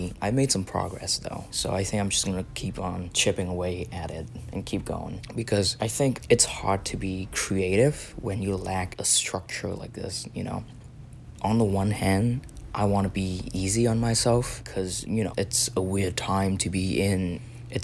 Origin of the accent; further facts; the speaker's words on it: Vietnam; now in Philadelphia, United States; I'm from Vietnam